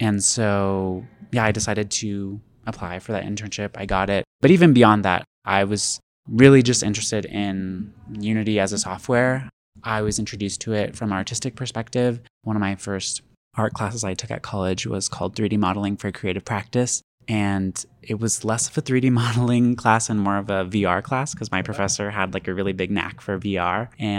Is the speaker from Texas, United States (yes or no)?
yes; Houston, Texas, United States; I am from Houston, Texas.